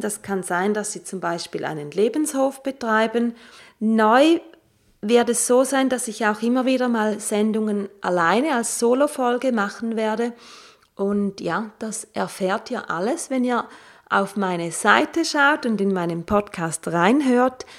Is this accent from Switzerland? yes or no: yes; Switzerland; ich komme aus der Schweiz